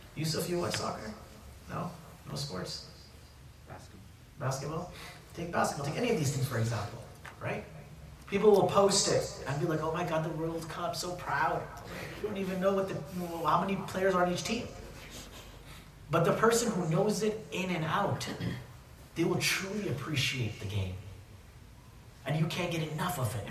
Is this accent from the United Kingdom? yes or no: no; Saudi Arabia; moved away; also born or lived in United States; I grew up in Saudi, there's that one element of my memories of Saudi, and then there's that when I came, when I was living in America or studying